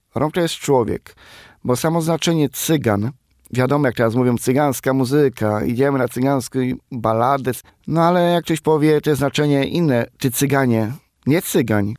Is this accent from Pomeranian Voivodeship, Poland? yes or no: no; Krosno, Subcarpathian Voivodeship, Poland; moved away as an adult; now in Warsaw, Poland; a pochodzę z Krosna, z miasta Krosna, to jest województwo podkarpackie